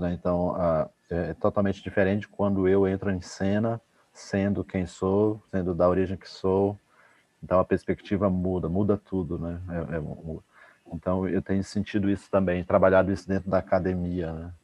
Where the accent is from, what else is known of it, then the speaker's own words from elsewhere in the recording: Normandia, Roraima, Brazil; Normandia, que é o município onde eu nasci, da Raposa Serra do Sol